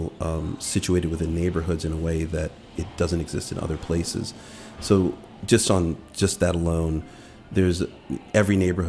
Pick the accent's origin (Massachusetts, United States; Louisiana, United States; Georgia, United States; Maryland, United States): Maryland, United States; Langley Park; also born or lived in Washington, D.C.; The majority of my life, I grew up in Langley Park